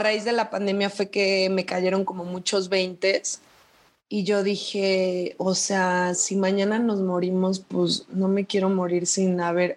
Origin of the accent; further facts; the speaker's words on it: Chetumal, Quintana Roo, Mexico; moved away as an adult; now in Mexico City, Mexico; soy de Chetumal, Quintana Roo y vivo en Ciudad de México desde hace seis años.